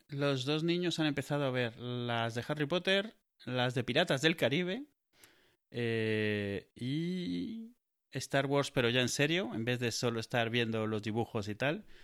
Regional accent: Benidorm, Valencian Community, Spain; Yo soy oriundo de Benidorm.

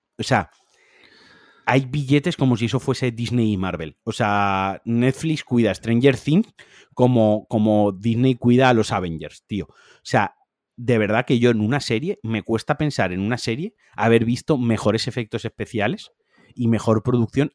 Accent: Spain; Yo soy, español.

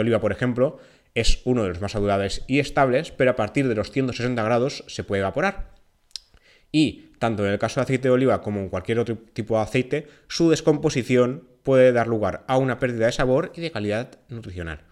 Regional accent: Valencian Community, Spain; En mi tierra, en Valencia

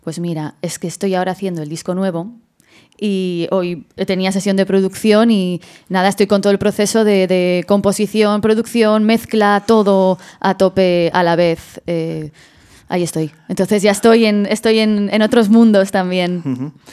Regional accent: Madrid, Community of Madrid, Spain; yo, yo soy de Madrid

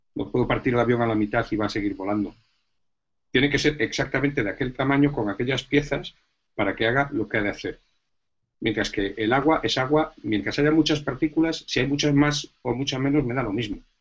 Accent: Galicia, Spain; now in Madrid, Spain; yo antes que físico soy gallego

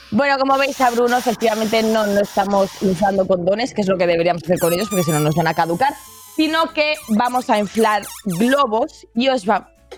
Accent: Catalonia, Spain; Que soy catalana

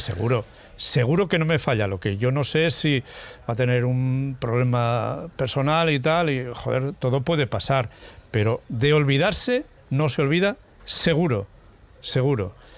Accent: Mas de las Matas, Aragon, Spain; moved away; cuando éramos unos críos ahí en mi pueblo, en Más de las Matas, en Teruel

